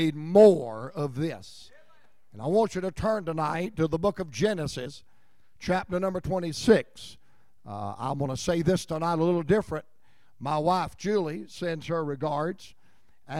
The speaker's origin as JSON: {"language": "English", "town": "Roanoke Rapids", "region": "North Carolina", "country": "United States", "tie": "born or raised there", "also_born_or_lived": "Atlanta, Georgia", "moved": "as an adult", "said": "where I grew up in Roanoke Rapids"}